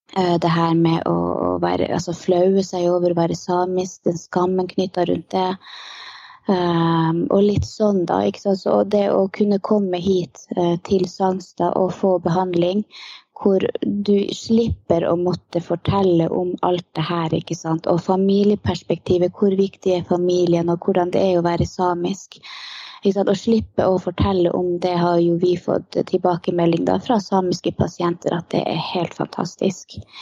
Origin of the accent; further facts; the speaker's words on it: Lakselv, Finnmark, Norway; moved away as an adult; now in Karasjok, Norway; Jeg er opprinnelig ifra Lakselv.